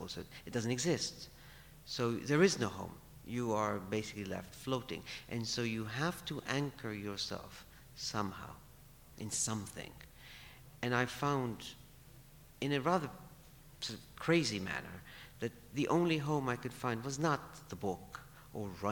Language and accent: English; Alexandria, Alexandria Governorate, Egypt; now in United States; I belong to Alexandria.